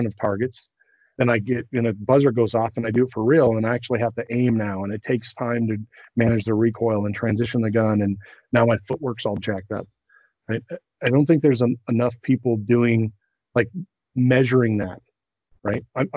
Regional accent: Colorado, United States; I come from Colorado where it's dry and not humid

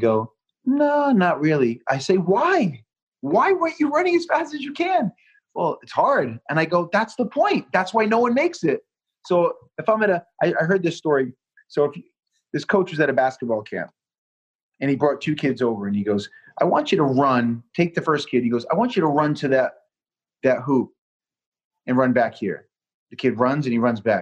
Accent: Southeastern Massachusetts, United States; being from Massachusetts and growing up a Patriot fan

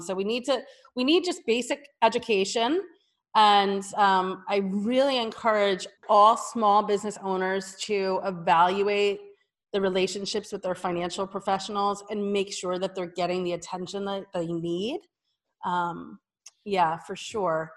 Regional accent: New Jersey, United States; moved away as an adult; also born or lived in New York City; I'm a Jersey girl

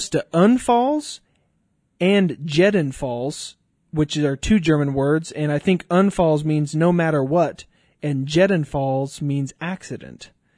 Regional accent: Colombia; also born or lived in Arkansas, United States; now in Tulsa, United States; I am from Colombia, South America. I was born in Arkansas, but then I moved to Colombia and lived there for 14 years.

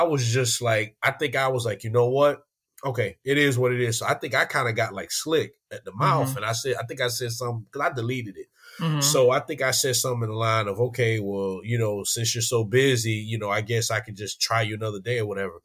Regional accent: Miami, Florida, United States; I always say I'm from Miami

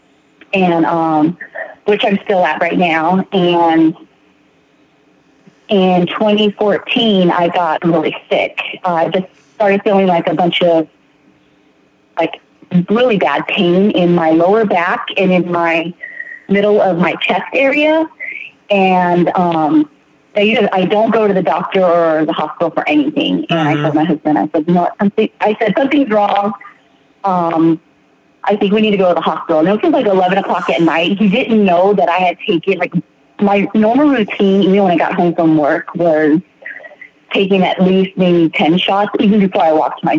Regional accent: San Diego, California, United States; I am from San Diego, California.

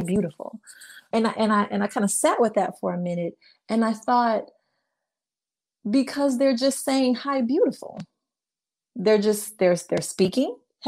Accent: Memphis, Tennessee, United States; moved away as an adult; now in Orvieto, Italy; coming from Memphis, Tennessee, coming from the Deep South

